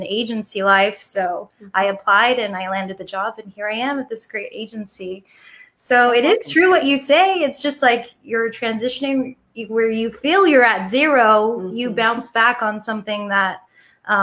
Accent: Los Angeles, California, United States; I'm originally from Los Angeles

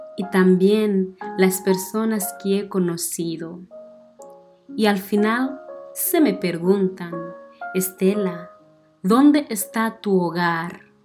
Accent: northern Mozambique, Mozambique; Spanish is a second language; moved away as an adult; now in Missouri, United States; He nacido el 28 de febrero de 1996 en una pequeña ciudad del norte de Mozambique, en sur de África

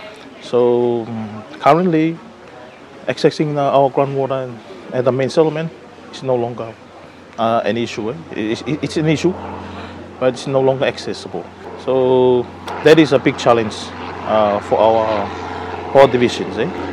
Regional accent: Tuvalu; I'm from Tuvalu

